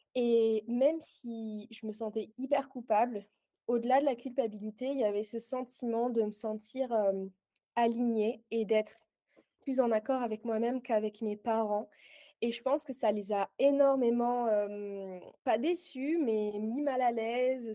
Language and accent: French; Aix-en-Provence, Provence-Alpes-Côte d'Azur, France; moved away as an adult; now in Guernsey; je suis originaire d'Aix-en-Provence, mais j'ai déménagé il y a un mois sur la petite île de Guernesey.